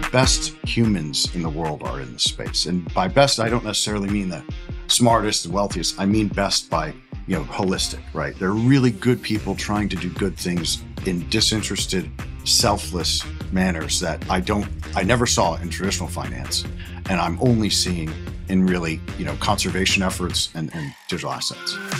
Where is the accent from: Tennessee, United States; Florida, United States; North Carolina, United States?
Florida, United States; Orlando; also born or lived in New Haven, Connecticut; born a Yankee in New Haven, Connecticut, um, but essentially grew up in, in Orlando, Florida, in the Maitland Winter Park area